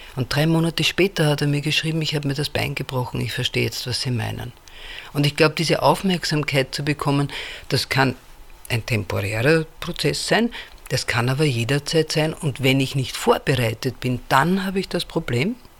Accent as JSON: {"language": "German", "region": "Vienna", "country": "Austria", "said": "ich komme aus Wien"}